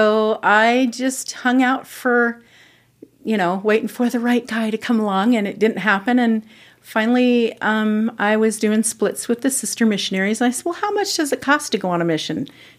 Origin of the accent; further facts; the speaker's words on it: Mansfield, Ohio, United States; I am from Mansfield, Ohio.